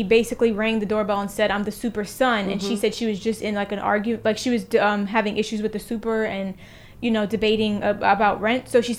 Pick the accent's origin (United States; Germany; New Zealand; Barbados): United States; New York City, New York; I grew up in Park Slope